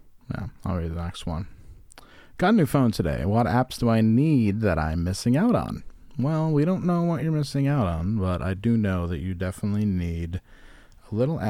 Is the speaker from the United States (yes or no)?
yes; Virginia Beach, Virginia, United States; Also, guys, I'm from Virginia Beach, not the Midwest. It's basically the same.